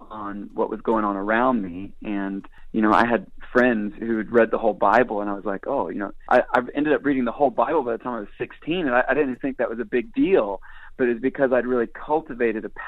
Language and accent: English; Israel; I would say a lot of that was formed in those early days growing up in Israel.